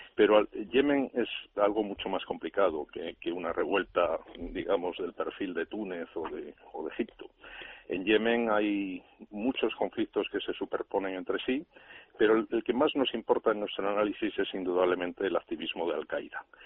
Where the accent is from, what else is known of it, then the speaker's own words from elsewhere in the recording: Spain; nosotros, como españoles